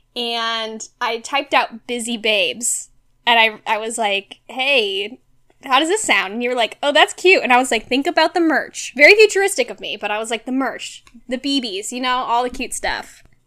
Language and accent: English; Orange County, California, United States; now in Los Angeles, United States; grew up in Orange County my whole life